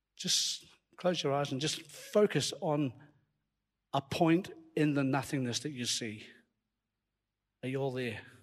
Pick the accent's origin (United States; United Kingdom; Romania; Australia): United Kingdom; Scotland; accent: Scottish; You hear my Scottish accent coming out there